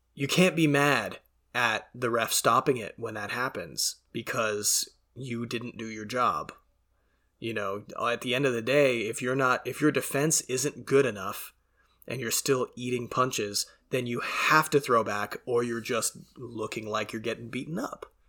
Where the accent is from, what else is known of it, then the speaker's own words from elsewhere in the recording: Canada; being Canadian and being exposed to a lot of French and a lot of French pronunciations over the years